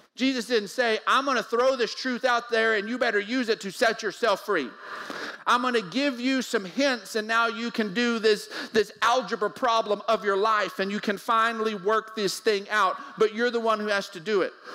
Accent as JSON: {"language": "English", "town": "Odessa", "region": "Texas", "country": "United States", "tie": "born or raised there", "said": "We grew up in Odessa, so we we had to go to the lake. We had to go find water"}